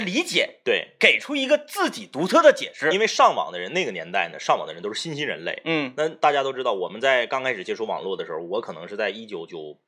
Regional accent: Changchun, Jilin, China; 从小在那片儿长大

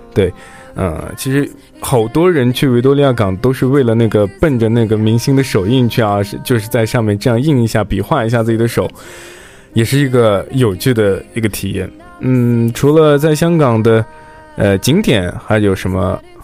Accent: Xinjiang, China; 因为我也是新疆人嘛，我们就是吃辣的、吃咸的还是比较严重的

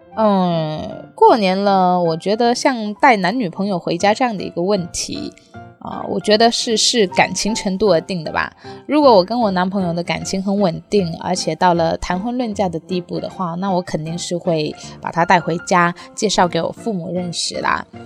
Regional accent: Guangdong, China; 我是潮汕人

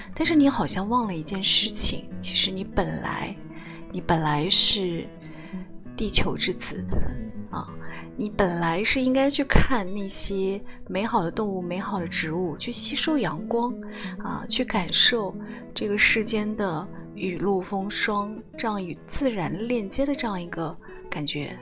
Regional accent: China; 因为在我们中国人的假期里面，春节是要跟家人共度的

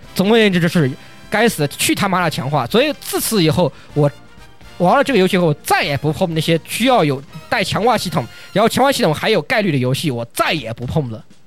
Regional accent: China; 在我们国，在中国

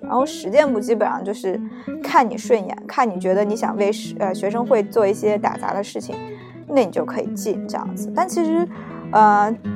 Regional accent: China; moved away as an adult; now in Japan; 跟我们国内一样

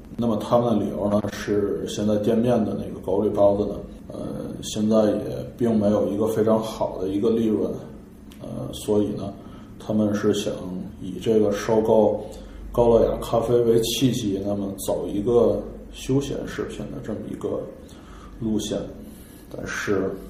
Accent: Tianjin, China; 我们天津人 清汤实际上我们不吃麻花儿

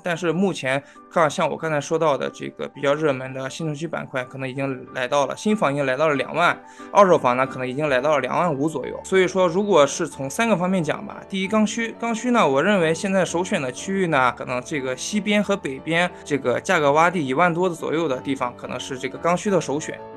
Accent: Xuzhou, Jiangsu, China; 徐州这边啊，是我老家沛县

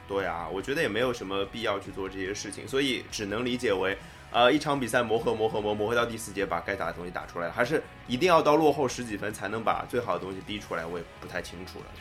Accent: China; 谁让我们是中国人呢

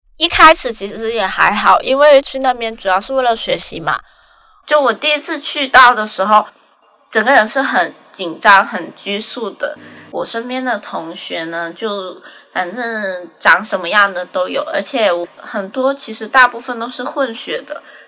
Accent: Guangzhou, Guangdong, China; now in Shanghai, China; 今年二十五岁。我是广州人，现在在上海

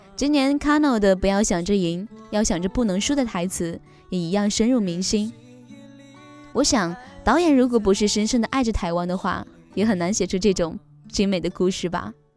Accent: China; 原来大家都是大陆人

